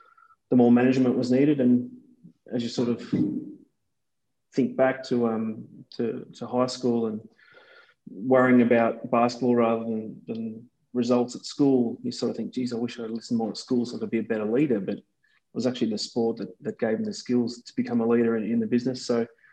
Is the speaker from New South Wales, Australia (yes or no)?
no; Werribee, Victoria, Australia; I grew up in Werribee in the west of Melbourne